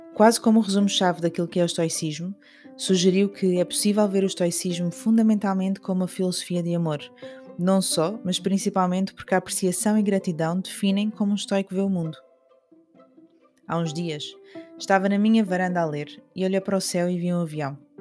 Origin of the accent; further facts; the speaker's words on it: Algarve, Portugal; minha infância no Algarve